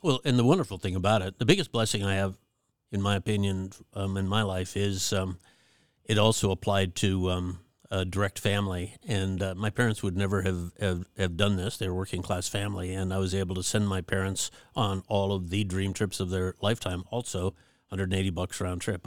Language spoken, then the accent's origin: English; Fairbanks, Alaska, United States; also born or lived in Anchorage, Alaska; I was born in Anchorage, um, but, um, we had moved to Fairbanks